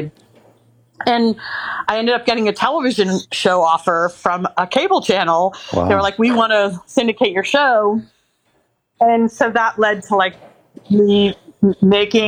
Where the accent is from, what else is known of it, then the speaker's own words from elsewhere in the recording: New York, United States; moved away as an adult; now in Los Angeles, United States; I was from New York.